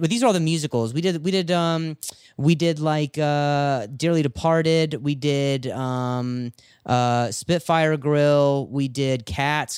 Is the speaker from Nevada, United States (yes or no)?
yes; Las Vegas, Nevada, United States; moved away; also born or lived in Indiana; I was born in Indiana, and then I, I lived in Vegas for, uh, about ten years or so